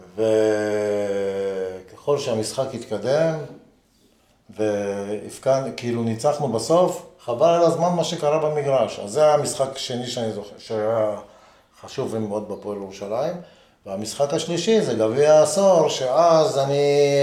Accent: Haifa, Haifa District, Israel; also born or lived in Jerusalem; אני גדלתי בחיפה

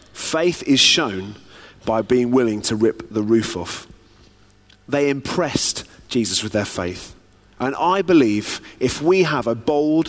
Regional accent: United Kingdom; I'm quite British

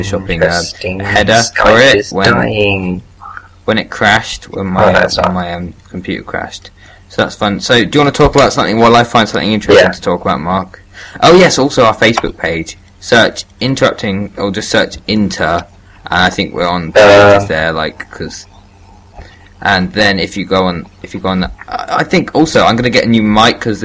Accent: United Kingdom; I'm British through and through

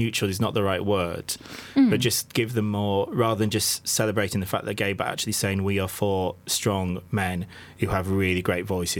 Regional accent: the North East, North East England, United Kingdom; I was brought up in the Northeast in sort of 86. I was at school

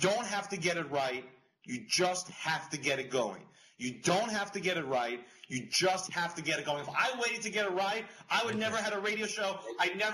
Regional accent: New York, United States; I'm from New York

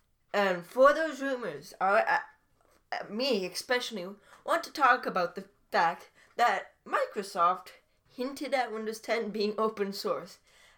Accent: Canada; Yeah, I am Canadian.

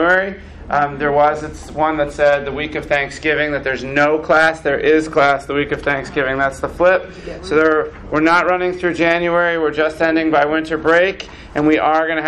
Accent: Philadelphia, Pennsylvania, United States; now in Chicago, United States; I'm from Philadelphia

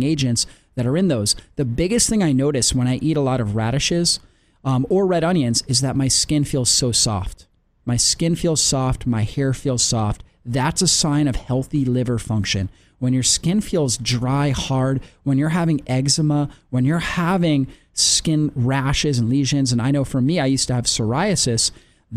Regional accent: Florida, United States; now in Atlanta, United States; We grew up in Florida, and so now we're back here in Atlanta

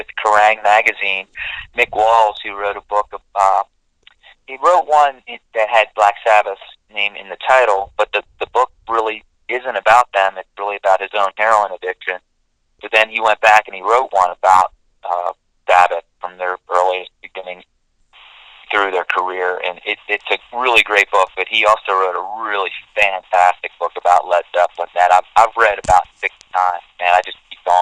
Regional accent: Maryland, United States; this area where I grew up in here in Maryland

